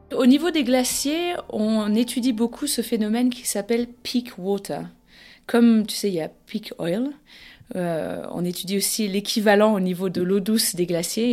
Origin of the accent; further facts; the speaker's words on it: France; chez nous en France